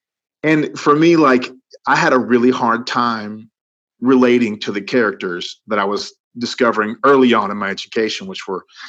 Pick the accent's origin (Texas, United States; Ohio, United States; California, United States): Texas, United States; Cut and Shoot; Well, Cut and Shoot, Texas is outside of Conroe, which is outside of Houston. It's right in the middle of the Piney Woods of East Texas.